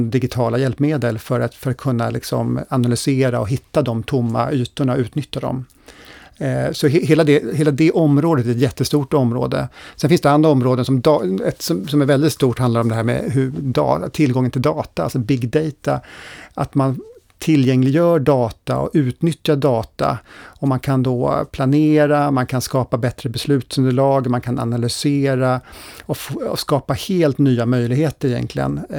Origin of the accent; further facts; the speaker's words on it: Sweden; Skulle hela jordens befolkning använda lika mycket resurser som vi svenskar, då skulle vi behöva fyra jordklot.